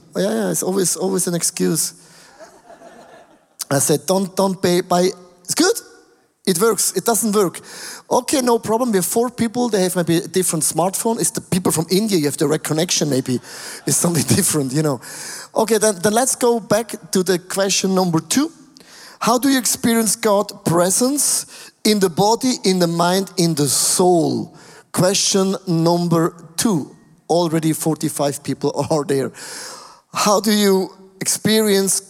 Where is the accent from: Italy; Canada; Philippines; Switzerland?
Switzerland; we have only 8 million Swiss people